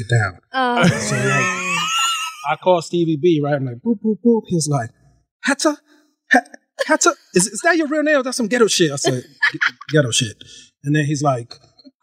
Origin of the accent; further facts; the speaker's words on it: New York, United States; I grew up in New York.